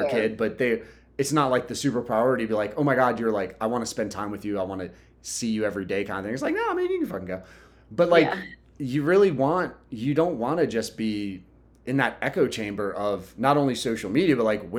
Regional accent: Southern Delaware, United States; I'm from Southern Delaware

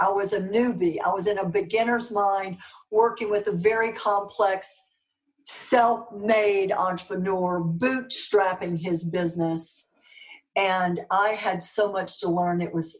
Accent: Dallas, Texas, United States; accent: Southern; You know, all dressed up in my Dallas clothes, you know, with my little Southern accent in Scotland and Russia and France and Germany.

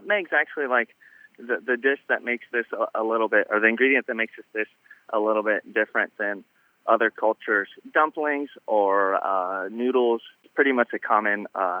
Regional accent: Germany; also born or lived in Midwest / California; now in United States; I grew up in Germany. My parents were in the Army. So even though I've lived in the Midwest for a while, been get my chops wet cooking in California for about 10 years.

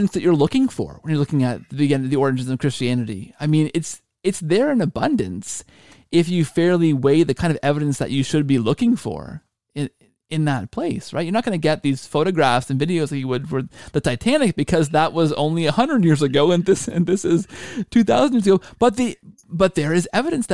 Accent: Canada; I'm Canadian

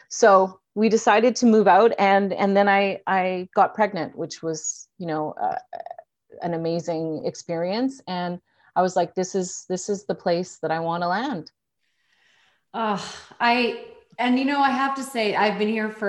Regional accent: Edmonton, Alberta, Canada; born there; also born or lived in Ottawa / Toronto / Vancouver / Victoria; I was born in Edmonton, so I went to school at U of Vic.

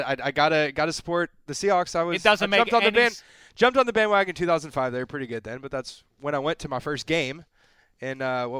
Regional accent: San Antonio, Texas, United States; moved away; also born or lived in Tennessee; I was born and raised in San Antonio.

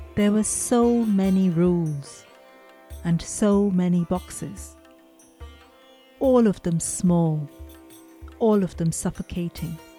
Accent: India; some of my memories of growing up in India, some of them are quite idyllic

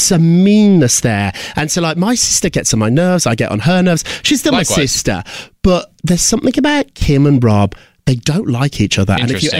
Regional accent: United Kingdom; I remember going to nightclubs when I was growing up in Britain

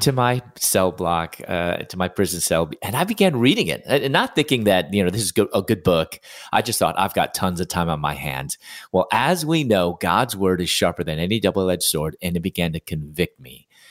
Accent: Chicago, Illinois, United States; moved away as an adult; also born or lived in Louisville, Kentucky; I'm originally from Chicago

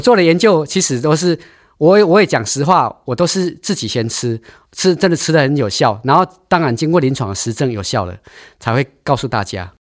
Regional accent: Taiwan; now in Taichung, Taiwan; 我们台湾人是半导体王国，电脑王国

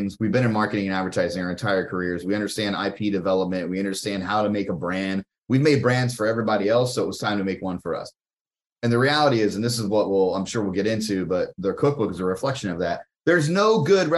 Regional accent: Ohio, United States; now in Los Angeles, United States; I'm a Midwest guy. I'm from Ohio.

